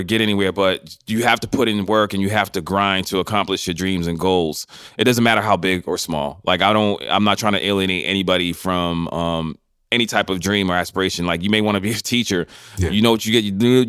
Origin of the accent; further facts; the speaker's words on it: Boston, Massachusetts, United States; moved away as an adult; also born or lived in New York City / Los Angeles; When I grew up in Boston, Massachusetts, right?